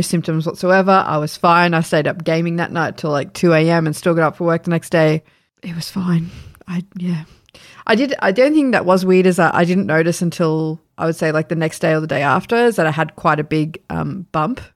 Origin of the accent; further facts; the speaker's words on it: Sydney, New South Wales, Australia; moved away; we're from Sydney and we know, like, our families are in New South Wales